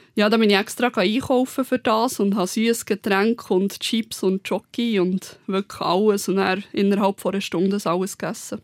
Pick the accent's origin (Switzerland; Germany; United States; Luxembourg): Switzerland; Bern; moved away as an adult; also born or lived in Aargau; Ich war halt Bernerin in Margot